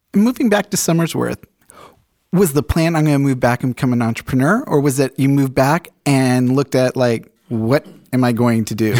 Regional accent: England, United Kingdom; moved away; I grew up in England

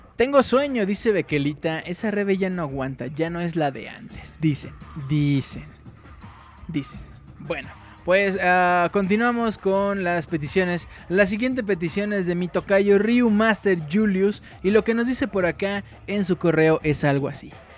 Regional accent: Mexico City, Mexico; Yo soy del Distrito Federal. Chilango

